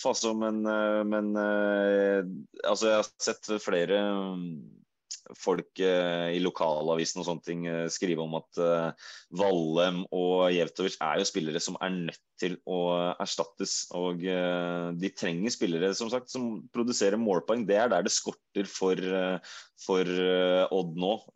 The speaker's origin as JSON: {"language": "Norwegian", "town": "Skien", "region": "Telemark", "country": "Norway", "said": "Nå er jeg fra Skien sjøl"}